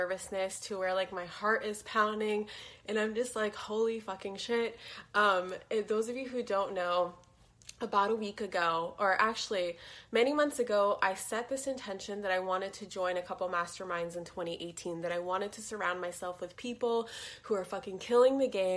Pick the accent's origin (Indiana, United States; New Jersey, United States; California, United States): California, United States; Los Angeles; Growing up in Los Angeles